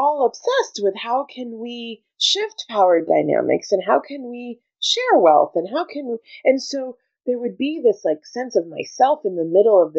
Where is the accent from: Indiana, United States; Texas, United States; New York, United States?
New York, United States; Brooklyn; born there; I was born in Brooklyn. So big ups to Brooklyn D.